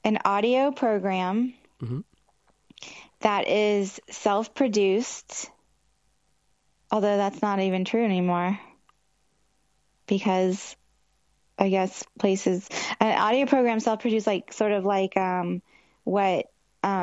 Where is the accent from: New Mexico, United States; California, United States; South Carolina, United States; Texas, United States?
South Carolina, United States; also born or lived in New York; now in Los Angeles, United States; I'm from South Carolina